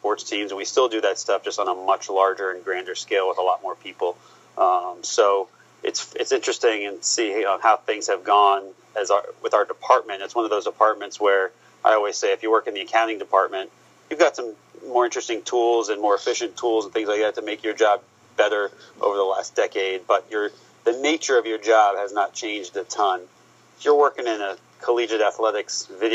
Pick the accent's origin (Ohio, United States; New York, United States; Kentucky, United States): Ohio, United States; Columbus; moved away; also born or lived in Florida; I was born in Columbus, Ohio